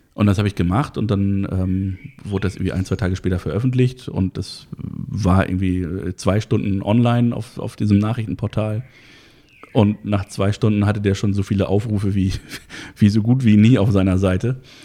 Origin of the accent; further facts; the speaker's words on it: Hamburg, Germany; bin gebürtiger Harburger, also aus dem Hamburger Süden